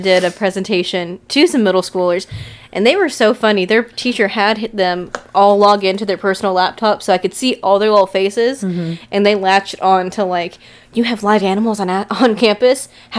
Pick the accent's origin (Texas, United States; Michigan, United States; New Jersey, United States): Texas, United States; we're from Texas where it's flat.